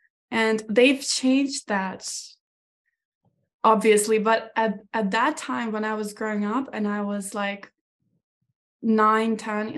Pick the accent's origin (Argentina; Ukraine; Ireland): Ukraine; small town in the north of Ukraine, northern Ukraine; English is a second language; moved away as an adult; now in United States; So I was born in a small town in the north of Ukraine, which is closer to Belarus and quite close to Kyiv, the capital.